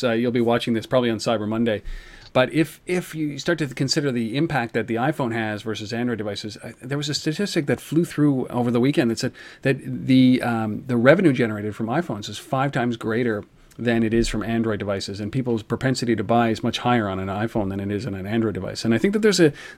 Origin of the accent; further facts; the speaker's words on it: Ottawa, Ontario, Canada; the city of Ottawa, which is my hometown, Ottawa, Ontario, Canada